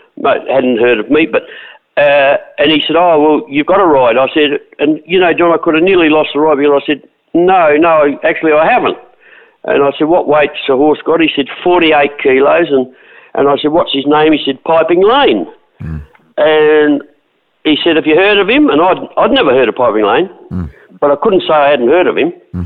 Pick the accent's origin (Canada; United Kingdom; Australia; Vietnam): Australia; Adelaide, South Australia; born or raised there